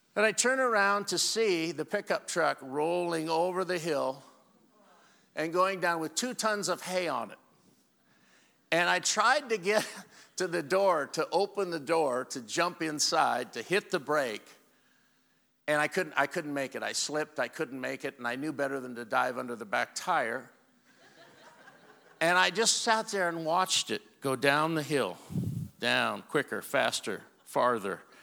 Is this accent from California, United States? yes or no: no; Walla Walla, Washington, United States; I'm from Walla Walla, Washington